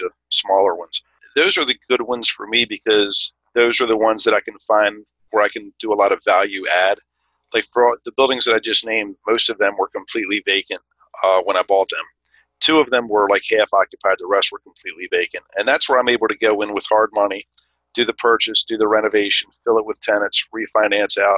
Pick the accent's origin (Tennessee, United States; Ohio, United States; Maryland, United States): Maryland, United States; Baltimore; I grew up in Baltimore, in the Baltimore area, so I'm very familiar with the city